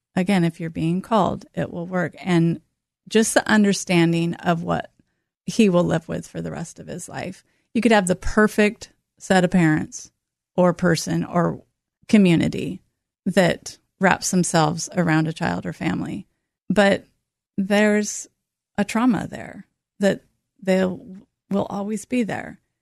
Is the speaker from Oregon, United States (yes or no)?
yes; North Bend, Oregon, United States; I grew up in North Bend, Oregon